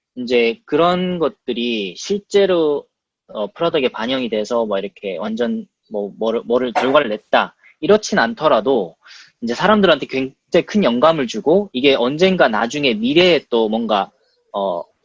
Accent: South Korea; moved away as an adult; now in United States; 저는 이제 한국에서 태어났고 한국에서 공부했고 그냥 정말 직장만 한국에 잡은 케이스인데

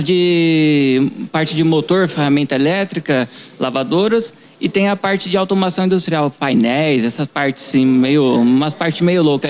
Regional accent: Avaré, São Paulo, Brazil; eu sou de Avaré mesmo, nascido aqui, família inteira daqui

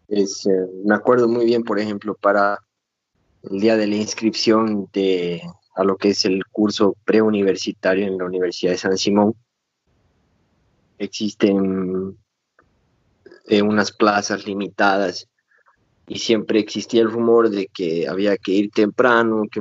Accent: Cochabamba, Bolivia; moved away as an adult; also born or lived in Brazil; soy de Cochabamba, Bolivia. Eh, toda mi vida, o sea, toda la parte del colegio, la escuela está allá.

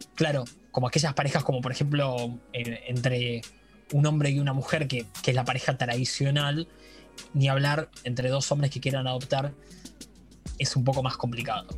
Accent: Mercedes, Buenos Aires Province, Argentina; Yo soy de aquí de Mercedes, viví muchos años en la ciudad autónoma de Buenos Aires

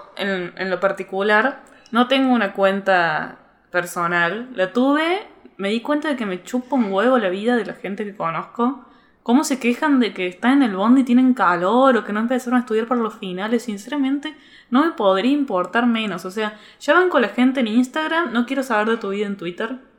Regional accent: Córdoba, Argentina; accent: cordobés; yo soy de Córdoba

